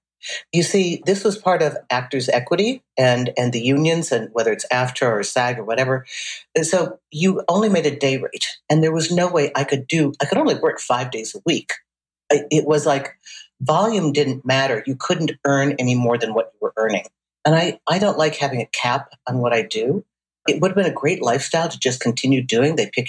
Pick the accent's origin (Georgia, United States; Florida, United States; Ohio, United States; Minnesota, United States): Minnesota, United States; Saint Paul; moved away as an adult; also born or lived in Indiana; I was working with a jazz singer in Minnesota. I grew up in St. Paul.